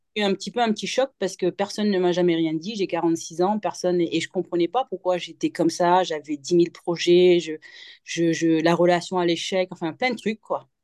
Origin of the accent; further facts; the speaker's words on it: Mauritius; moved away; also born or lived in Morocco; je suis mauricienne et j'ai vécu 11 ans au Maroc.